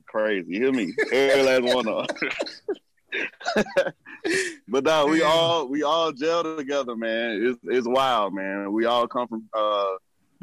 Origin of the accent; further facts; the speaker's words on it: Birmingham, Alabama, United States; also born or lived in East Point, Atlanta, Georgia; I was born here in Atlanta, Georgia, East Point. But when I was 9, we moved to Birmingham, Alabama